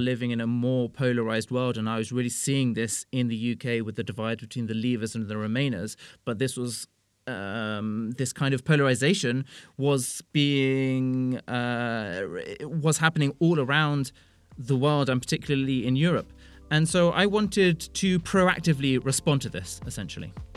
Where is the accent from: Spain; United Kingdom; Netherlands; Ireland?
United Kingdom; moved away as an adult; now in Brussels, Belgium; I am British.